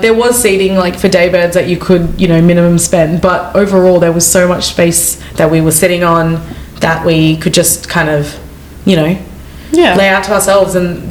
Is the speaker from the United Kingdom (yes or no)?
no; Australia; I'm just Australian